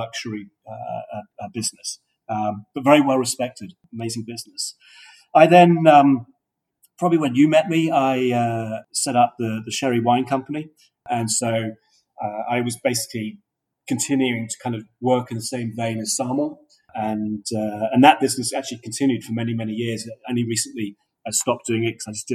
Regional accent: Australia; moved away; also born or lived in United Kingdom / New York; my father moved us from the UK to Australia in 1967. And so I grew up in Australia as a young kid

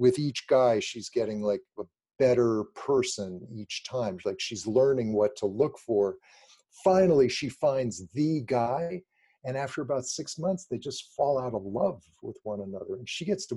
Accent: Los Angeles, California, United States; I grew up in Los Angeles near the beach

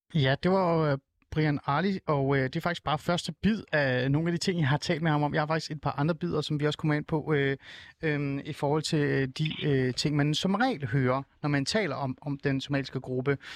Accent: Hornbæk, Capital Region of Denmark, Denmark; jeg er også vokset op i Nordsjælland. Jeg er vokset op i Hornbæk

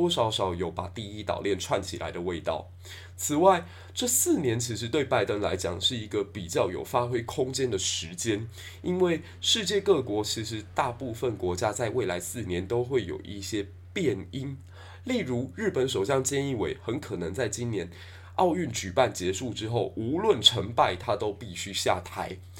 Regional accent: Taiwan; 那美国跟日本这一次的见面呢，最让我们台湾人振奋的是

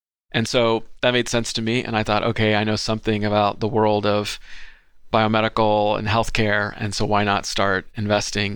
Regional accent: Southern California, United States; I was born and raised in Southern California

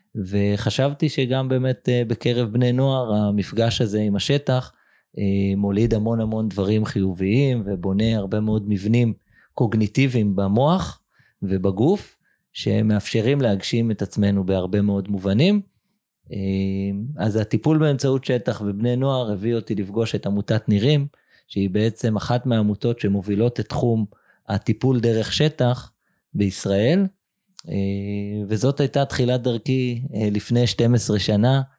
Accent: Jerusalem, Jerusalem District, Israel; גדלתי בירושלים של שנות ה-80

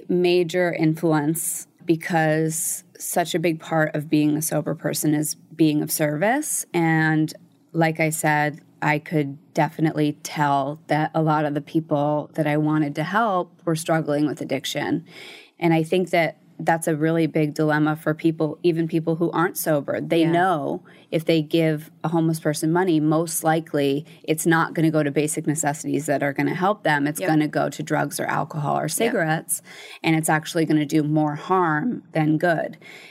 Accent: Connecticut, United States; And my mom and my stepdad, when I was growing up in Connecticut, were working out of state.

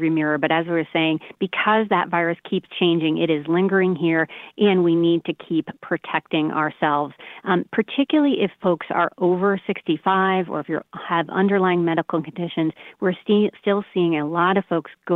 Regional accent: Baldwin, New York, United States; moved away; from Baldwin, went to Baldwin High School. My parents still live in Baldwin on Long Island

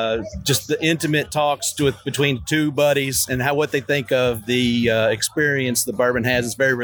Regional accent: Bardstown, Kentucky, United States; I'm from Bardstown

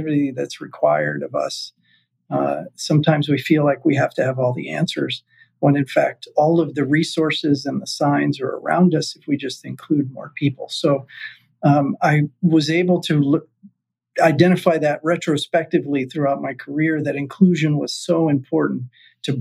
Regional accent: South Florida, United States; in a hospital where I grew up in South Florida.

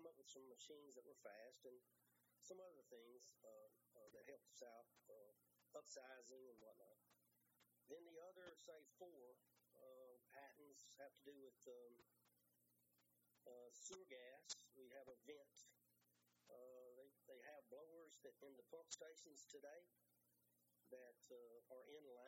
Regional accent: Louisiana, United States; We come from Louisiana. We're based in Louisiana

